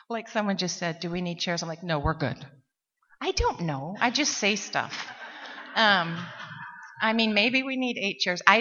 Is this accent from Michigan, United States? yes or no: no; Seattle, Washington, United States; from Seattle, and I am a grateful recovering alcoholic